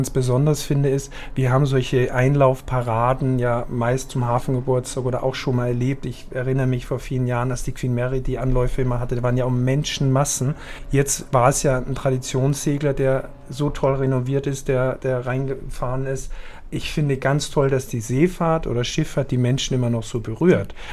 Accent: Austria; muss ich ja sagen, dass ich als Österreicher und du geborene Schweizerin

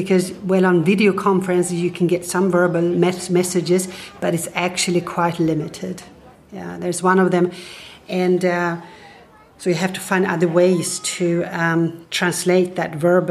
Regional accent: Stockholm, Stockholm County, Sweden; I'm originally from Stockholm

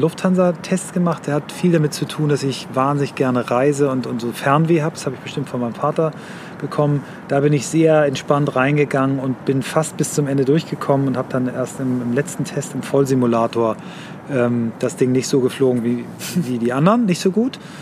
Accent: Kiel, Schleswig-Holstein, Germany; Ich bin in Kiel aufgewachsen, ähm, in wechselnden Stadtteilen da.

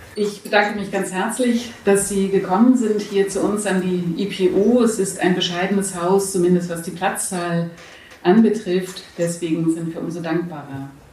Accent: Hamburg, Germany; now in Berlin, Germany; Ich komme aus Hamburg ursprünglich

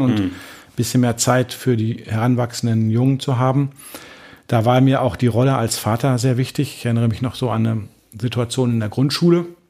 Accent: Dortmund, North Rhine-Westphalia, Germany; moved away as an adult; also born or lived in France / Paris; ich bin in Dortmund aufgewachsen, im schönen Dortmund, im Dortmunder Süden

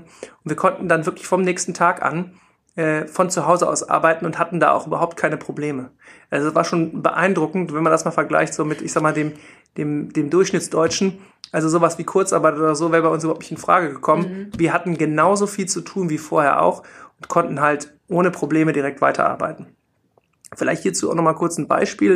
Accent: Rhineland, Germany; also born or lived in Munich; bin ich halt Rheinländer und wollte unbedingt auch wieder zurück ins Rheinland

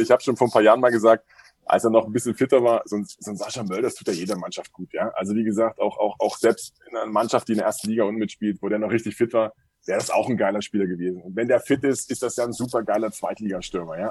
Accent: Dresden, Saxony, Germany; accent: Saxon; also born or lived in Starnberg; now in Pullach, Germany; bin Dresdner

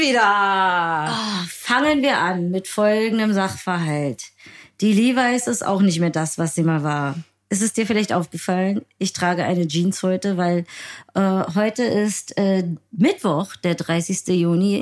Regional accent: Berlin, Germany; als Berlinerin

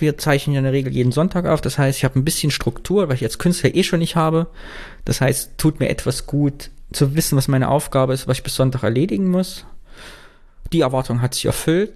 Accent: Kyffhäuser, Thuringia, Germany; moved away; mit meiner Heimat zu verknüpfen. Ich habe geguckt, was im Küffhäuser, was geht da so ab und in Thüringen

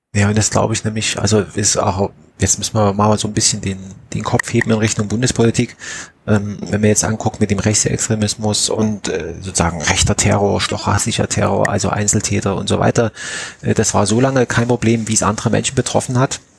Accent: Saxony, Germany; meiner Heimatstadt in, in Pönner

